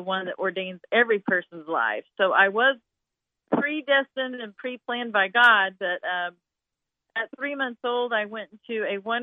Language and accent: English; Picher, Oklahoma, United States; now in Branson, United States; I grew up in a very small town called Pitcher, Oklahoma, in the state of Oklahoma